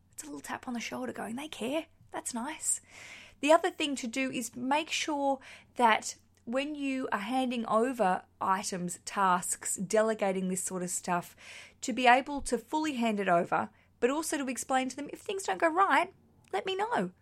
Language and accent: English; Australia; accent: Australian; now in London, United Kingdom; I just like sharing an Australian accent